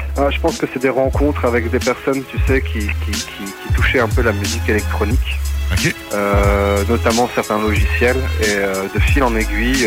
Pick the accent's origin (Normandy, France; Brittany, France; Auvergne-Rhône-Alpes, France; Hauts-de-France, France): Hauts-de-France, France; Maubeuge; now in Valenciennes, France; je suis donc de France, région du Nord originaire de Maubeuge et là je suis sur Valenciennes